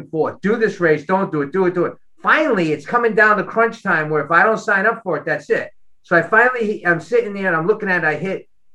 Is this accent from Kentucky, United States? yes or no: no; Boston, Massachusetts, United States; moved away as an adult; now in Los Angeles, United States; I'm from Boston, where we park our car and have a yard